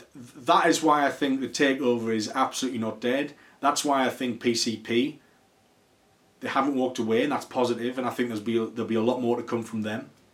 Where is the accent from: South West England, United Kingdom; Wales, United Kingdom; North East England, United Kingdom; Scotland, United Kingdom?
North East England, United Kingdom; Newcastle upon Tyne; I'm a Geordie and I love the region, I love the city, and it's really important to me.